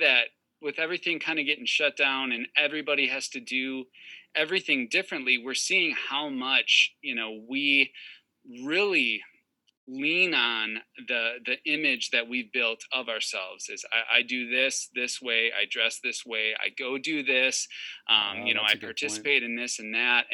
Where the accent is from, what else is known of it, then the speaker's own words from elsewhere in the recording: Wisconsin, United States; I'm from Wisconsin. And so like hoodie season for us is like, you know, a solid 8 months out of the year.